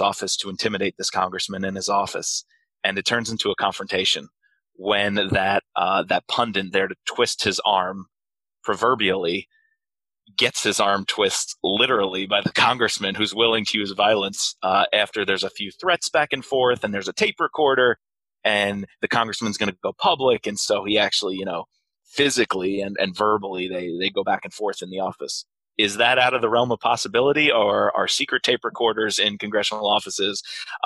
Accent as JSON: {"language": "English", "town": "Alexandria", "region": "Virginia", "country": "United States", "tie": "born or raised there", "said": "In my hometown, Alexandria, Virginia"}